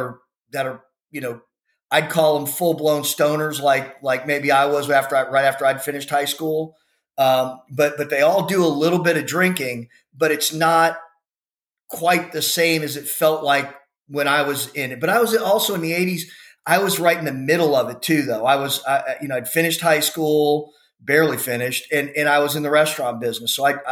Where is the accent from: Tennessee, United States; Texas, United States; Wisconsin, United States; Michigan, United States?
Texas, United States; Houston; where we grew up in the Spring Branch area of Houston